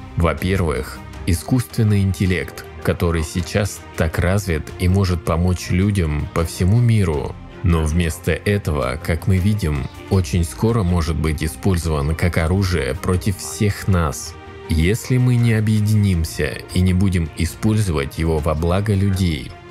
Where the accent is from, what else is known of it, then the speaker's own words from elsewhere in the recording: Bulgaria; Я из Болгарии, города Баллона.